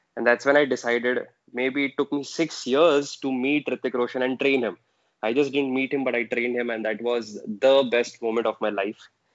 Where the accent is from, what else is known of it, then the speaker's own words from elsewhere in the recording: Aurangabad, Maharashtra, India; moved away; my hometown, Aurangabad